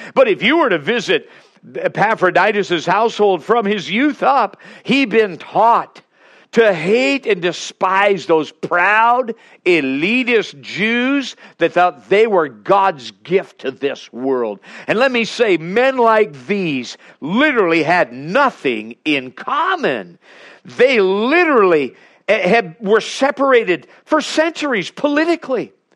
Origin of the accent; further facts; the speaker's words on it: Alaska, United States; We're from Alaska